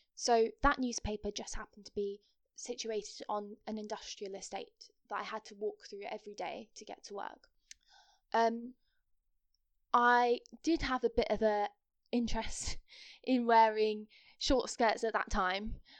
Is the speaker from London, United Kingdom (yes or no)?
no; Kent, South East England, United Kingdom; also born or lived in Nottingham; I'm from Kent